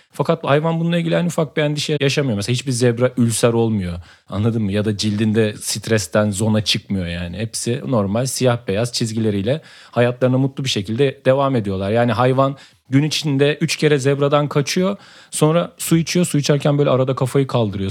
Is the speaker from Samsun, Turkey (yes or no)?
yes; Samsun, Turkey; bir Samsunlu olarak